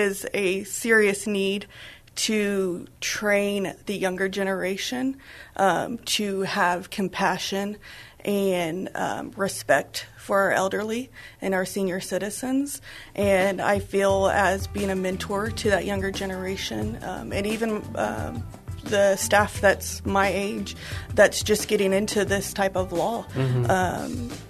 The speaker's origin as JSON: {"language": "English", "town": "San Antonio", "region": "Texas", "country": "United States", "tie": "born or raised there", "also_born_or_lived": "Dallas-Fort Worth, Texas / Austin, Texas", "said": "I was born and raised here in San Antonio"}